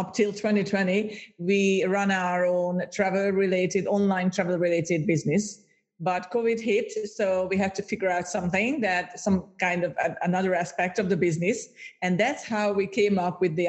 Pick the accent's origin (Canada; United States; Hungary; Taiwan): Hungary; first language Hungarian; English is a second language; moved away as an adult; now in Cyprus; Hungarian obviously is my mother tongue because I'm originally from Hungary, from Central Europe, but we moved to Cyprus like about 10 years ago.